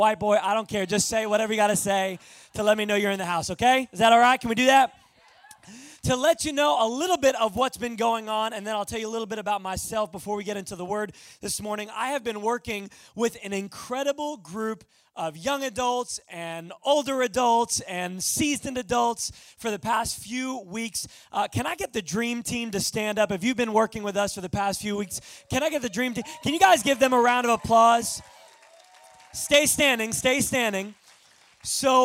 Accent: Long Island, New York, United States; moved away; I am originally from Long Island, New York

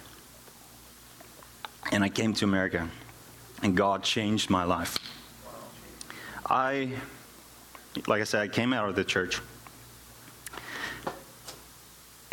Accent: South Africa; first language Afrikaans; English is a second language; now in United States; I am from South Africa.

